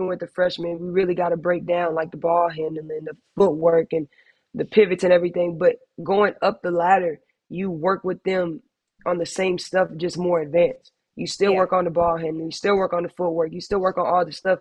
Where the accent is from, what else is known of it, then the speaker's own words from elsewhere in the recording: San Antonio, Texas, United States; being in my hometown